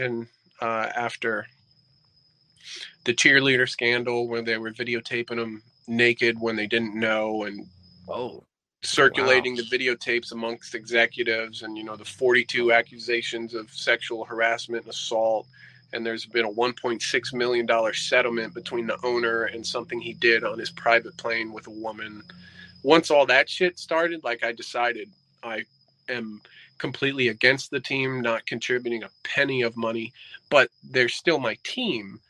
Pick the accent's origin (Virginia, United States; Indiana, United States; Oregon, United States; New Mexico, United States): Virginia, United States; Fairfax County; now in Florida, United States; we're from Fairfax County, Virginia, which is, you know, you got D.C., then you got Arlington, then Fairfax. We're from Fairfax. So the only time I ever actually went into D.C. when I was a kid